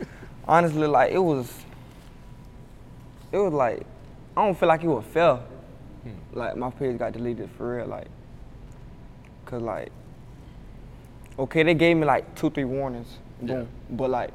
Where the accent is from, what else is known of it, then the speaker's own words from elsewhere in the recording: Jacksonville, Florida, United States; I was born in Jacksonville. I stayed with my mom in some apartments before we moved to Hilltop. So, but I was like 8 years old when I moved there, and I stayed there for 10 years.